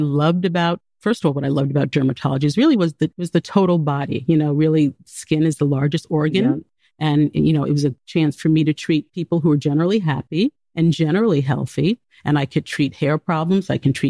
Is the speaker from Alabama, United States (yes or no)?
no; New York City, New York, United States; I grew up in New York City.